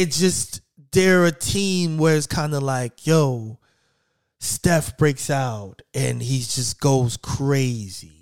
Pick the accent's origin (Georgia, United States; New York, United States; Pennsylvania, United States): New York, United States; I'm from New York